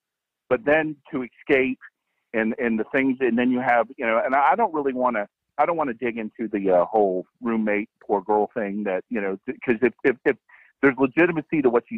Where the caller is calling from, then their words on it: Jacksonville, Florida, United States; Jacksonville, Florida.